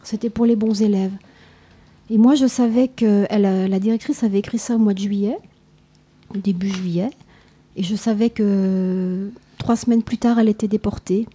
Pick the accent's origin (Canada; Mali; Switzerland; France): France; chez nous, en France